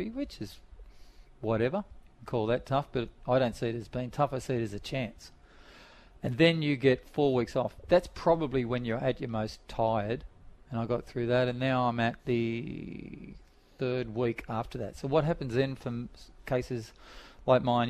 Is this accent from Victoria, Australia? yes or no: no; Sydney, New South Wales, Australia; I grew up in Dundas Valley, which wasn't the best place to grow up